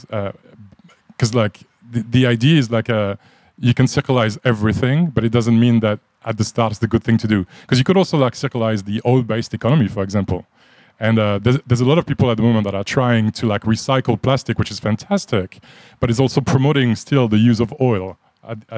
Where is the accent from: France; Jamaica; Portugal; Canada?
France; moved away as an adult; also born or lived in Japan / Middle East / United States; now in Australia; If you picked up on an accent, I'm from France. I've been living in Australia for about 19 years now